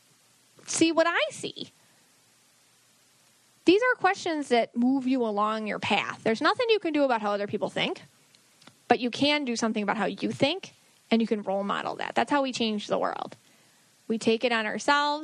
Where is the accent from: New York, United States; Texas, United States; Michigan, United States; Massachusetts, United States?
New York, United States; Buffalo; I'm from Buffalo